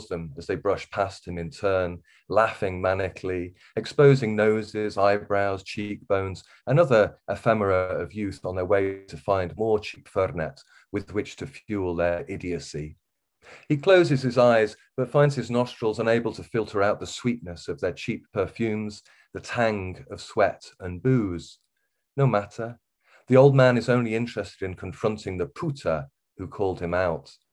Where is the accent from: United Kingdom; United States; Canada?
United Kingdom; Wirral, North West England; accent: Wirral; moved away; also born or lived in Liverpool; I grew up on the Wirral, on the West Wirral, really.